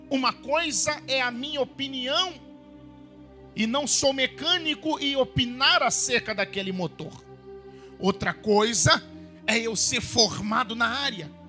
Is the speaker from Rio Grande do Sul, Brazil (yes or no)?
no; Mato Grosso, Brazil; em uma pequena cidade, a minha cidade natal, de apenas 90 mil habitantes no meio do Pantanal sumatogrossense, longe de tudo e de todos